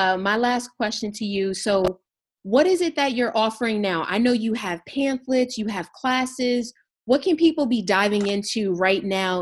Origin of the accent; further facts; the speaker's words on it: Camden, New Jersey, United States; moved away; I'm originally from Camden, New Jersey, and I have been so many places.